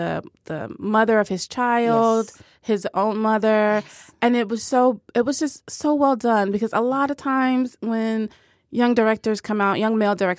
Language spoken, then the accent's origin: English; Oakland, California, United States; He was like, this is a product from Oakland. I'm from Oakland. You're going to get this Oakland.